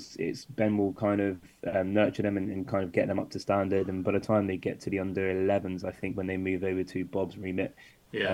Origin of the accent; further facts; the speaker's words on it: London, United Kingdom; moved away; also born or lived in Bristol; I grew up in London, so I had a lot of opportunities playing and training at a high level